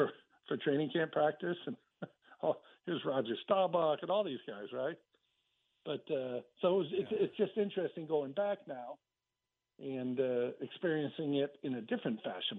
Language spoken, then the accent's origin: English; Los Angeles, California, United States; I grew up in California. So from where the Cowboys train in Oxnard, my house was about 45 minutes away in a place called Canoga Park, San Fernando Valley